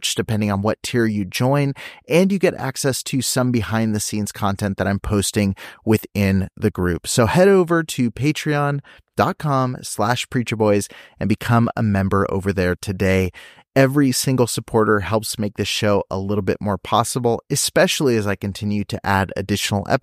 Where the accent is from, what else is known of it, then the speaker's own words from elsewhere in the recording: near Riverside, California, United States; moved away; I grew up near like Riverside